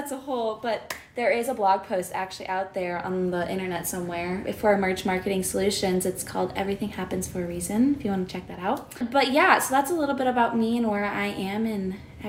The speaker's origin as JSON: {"language": "English", "town": "Cedar Rapids", "region": "Iowa", "country": "United States", "also_born_or_lived": "Ames, Iowa", "said": "I am originally from Cedar Rapids, Iowa. I am a student at Iowa State University in Ames, Iowa."}